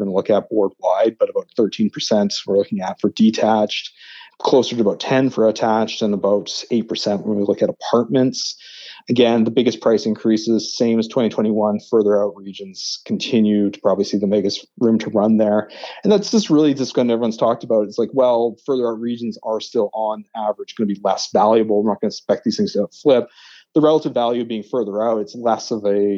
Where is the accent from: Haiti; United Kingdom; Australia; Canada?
Canada; Halifax, Nova Scotia; moved away; I'm actually originally from Nova Scotia, from Halifax.